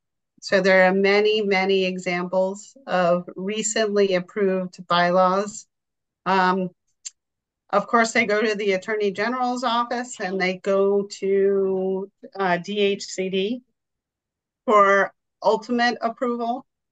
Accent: Milton, Massachusetts, United States; The town of Milton, which is actually my hometown

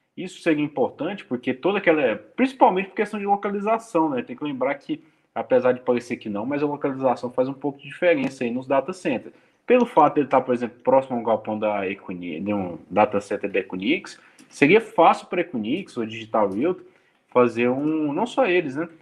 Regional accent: Brazil; eu sou brasileiro

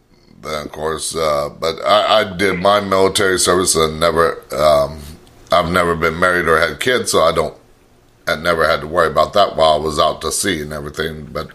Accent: Riverside, California, United States; moved away as an adult; also born or lived in Homeland, California; now in Texas, United States; I'm from Southern California myself, Riverside

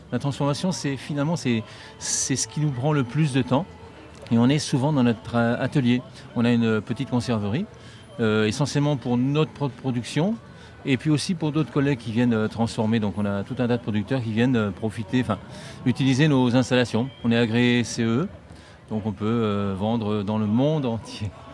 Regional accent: northern Dordogne, Nouvelle-Aquitaine, France; Nous on est entre Périgueux et Angoulême, donc c'est le nord de la Dordogne, c'est le Périgord vert, et on a notre ferme là-bas

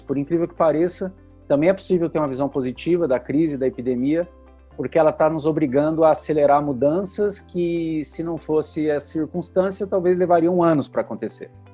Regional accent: Curitiba, Paraná, Brazil; sou do Paraná, sou aqui de Curitiba.

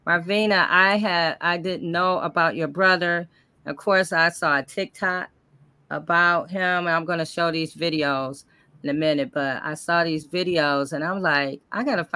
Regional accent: Michigan, United States; we're from Michigan

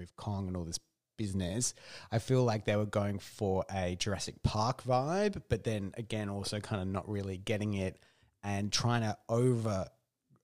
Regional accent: Australia; growing up in Australia

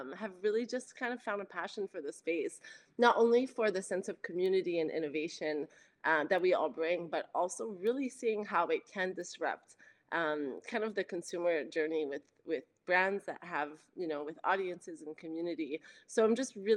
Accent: Canada; now in Los Angeles, United States; I'm French Canadian and I now live

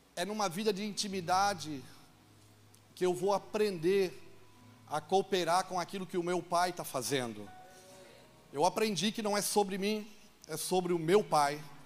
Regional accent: Itajaí, Santa Catarina, Brazil; moved away as an adult; now in Juazeiro, Brazil; eu sou de Itajaí, Santa Catarina

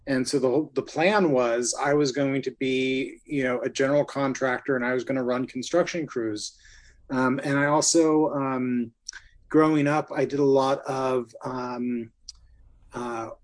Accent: Ventura, California, United States; moved away as an adult; also born or lived in Ohio / Los Angeles; I grew up in Ventura

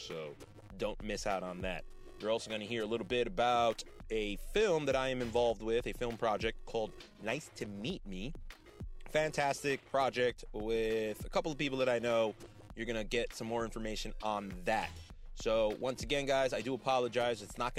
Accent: North Bergen, New Jersey, United States; I was born and raised here in North Bergen, New Jersey, right across the Hudson River from Manhattan. So if you live in Manhattan or you've been to Manhattan, you look over the Jersey side, that's where I live.

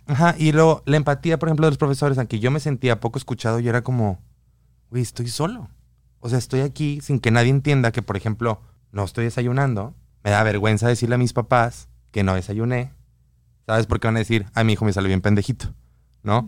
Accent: Guadalajara, Jalisco, Mexico; moved away; mi ciudad, yo soy de Guadalajara

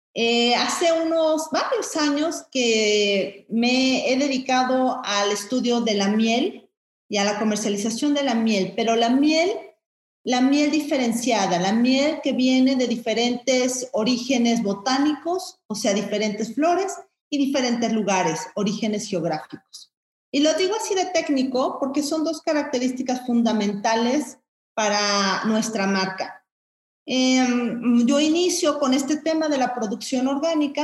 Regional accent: Mexico City, Mexico; yo soy chilanga, ¿no? Este, mm, citadina relativamente

